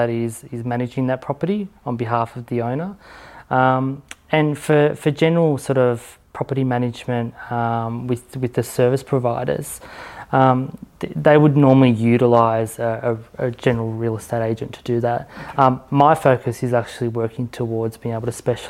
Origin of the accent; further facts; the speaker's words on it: Victoria, Australia; I'm from Victoria